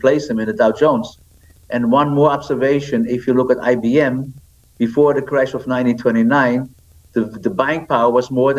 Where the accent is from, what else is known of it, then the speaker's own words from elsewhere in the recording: Netherlands; moved away; I am from the Netherlands